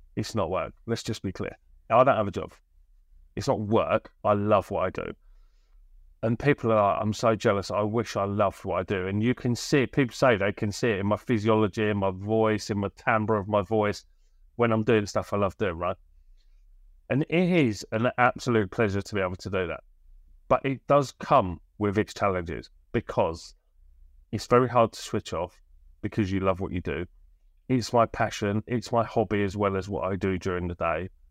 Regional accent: Bristol, South West England, United Kingdom; also born or lived in Birmingham; I moved from Birmingham when I was eight to Bristol

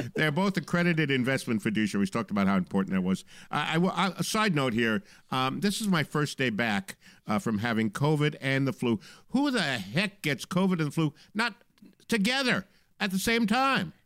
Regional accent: Long Island, New York, United States; From, from Long Island, New York, my hometown

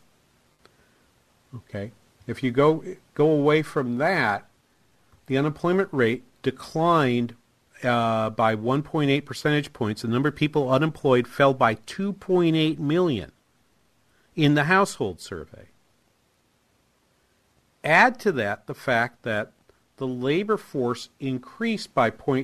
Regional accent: New Hampshire, United States; moved away; I'm originally from New Hampshire

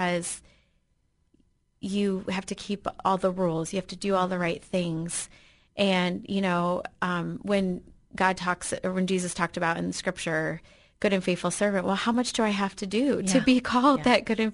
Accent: Michigan, United States; moved away; I grew up in Michigan

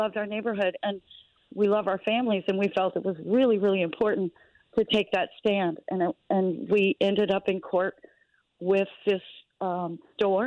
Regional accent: New Orleans, Louisiana, United States; native New Orleanian, I grew up in the French Quarter

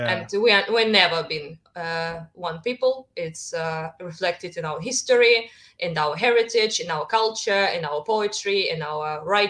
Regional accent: Kharkiv, Kharkiv Oblast, Ukraine; English is a second language; I'm from the East, Kharkiv, and I speak Russian.

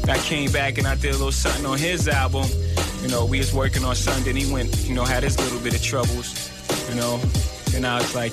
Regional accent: New York City, New York, United States; I'm originally from Brooklyn, you know.

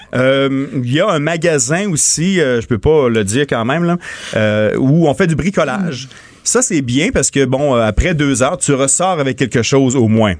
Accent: Montmagny, Quebec, Canada; chez nous, euh, dans mon patelin euh, natal, à Montmagny

